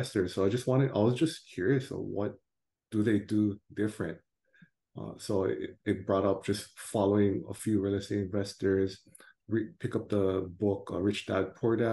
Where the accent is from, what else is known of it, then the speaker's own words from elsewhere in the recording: Hawaii, United States; moved away as an adult; also born or lived in New Jersey; now in Orange County, United States; born and raised in Hawaii